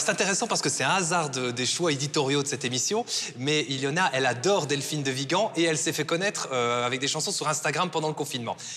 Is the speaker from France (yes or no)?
no; Belgium; chez nous en Fédération Wallonie-Bruxelles